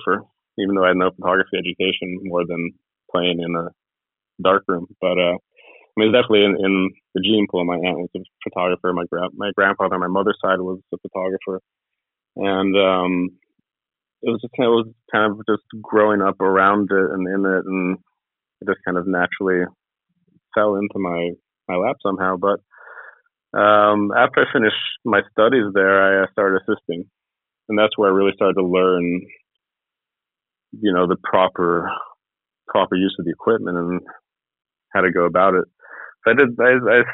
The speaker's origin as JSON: {"language": "English", "town": "Ojai", "region": "California", "country": "United States", "tie": "born or raised there", "also_born_or_lived": "Los Angeles, United States / Sweden", "said": "I was born in Los Angeles, and I grew up in California for the most part"}